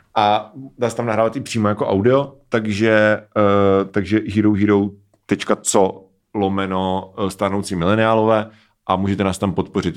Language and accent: Czech; Czechia; jsme Češi